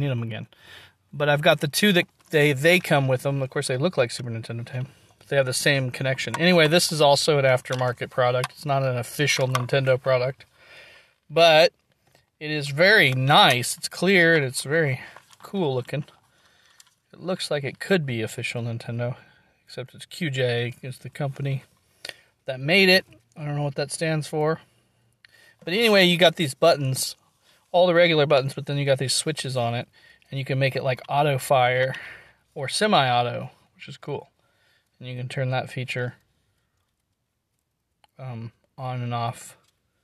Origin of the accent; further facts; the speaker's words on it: Nevada, Missouri, United States; my hometown, local, or at least in my home county